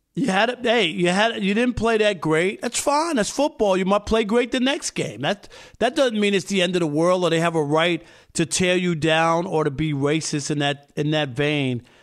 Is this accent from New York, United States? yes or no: yes; New York, United States; growing up in New York